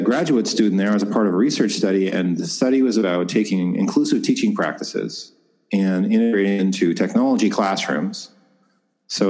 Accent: Ontario, Canada; I grew up in Ontario, Canada. I grew up on a farm.

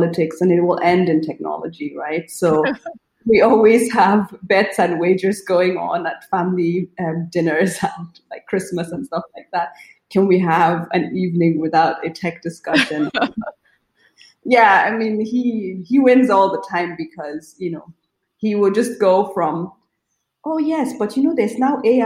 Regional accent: Nigeria; moved away as an adult; also born or lived in Germany; I grew up in Nigeria, right? So even though I went to a German school in Nigeria, it was still home

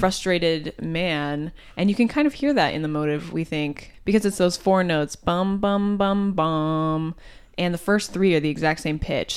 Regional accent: Champaign, Illinois, United States; I play the cello and I'm from Champaign, Illinois.

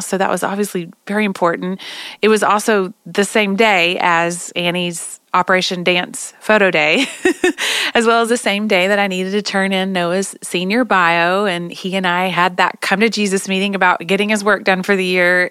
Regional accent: Oklahoma, United States; I'm from Oklahoma

